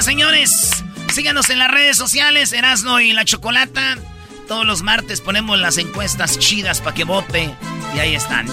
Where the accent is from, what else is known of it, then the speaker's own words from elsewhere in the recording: Tepatitlán, Jalisco, Mexico; soy de Tepatitlán